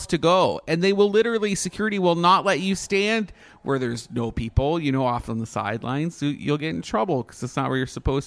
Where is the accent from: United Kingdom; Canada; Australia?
Canada; now in Orlando, United States; I'm Canadian